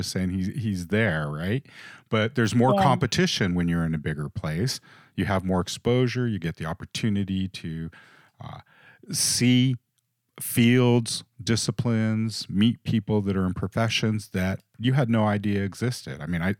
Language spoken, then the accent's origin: English; Los Angeles, California, United States; I mentioned that we grew up in the big city. We grew up in Hollywood when we were kids.